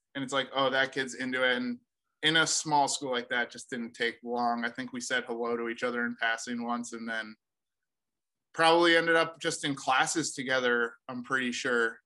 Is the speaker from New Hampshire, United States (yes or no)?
yes; Sunapee, New Hampshire, United States; i'm from new hampshire um sunapee new hampshire originally it's a little small town